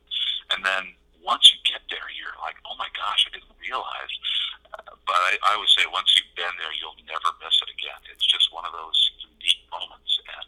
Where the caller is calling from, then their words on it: Butte, Montana, United States; I'm calling from Butte, Montana, on top of the Continental Divide at 5518.